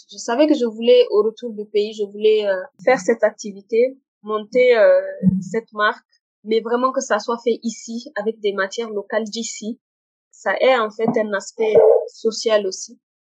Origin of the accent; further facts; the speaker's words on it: Niger; moved away as an adult; also born or lived in Morocco; je suis nigérienne, je suis euh, fière de, de mon pays